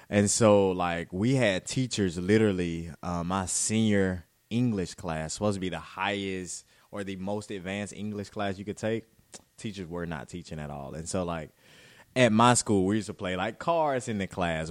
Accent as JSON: {"language": "English", "town": "Butler", "region": "Alabama", "country": "United States", "tie": "born or raised there", "moved": "yes", "said": "I'm from Alabama, from Butler, Alabama. So a very small town."}